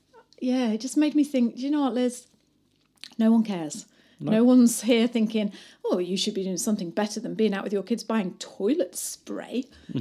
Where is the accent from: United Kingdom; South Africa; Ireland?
United Kingdom; Bath, South West England; moved away as an adult; now in New Zealand; I came from England in Bath, and I was used to like women being like my age.